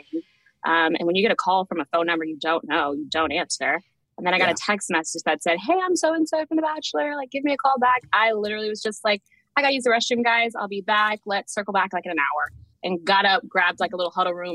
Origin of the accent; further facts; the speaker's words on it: Houston, Texas, United States; now in Atlanta, United States; I'm currently in Atlanta, Georgia, but I am born and raised in Houston, Texas